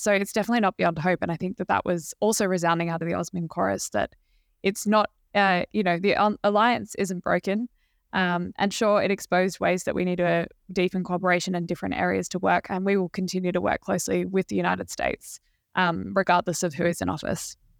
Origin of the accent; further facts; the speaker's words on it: Australia; as an Australian working on the book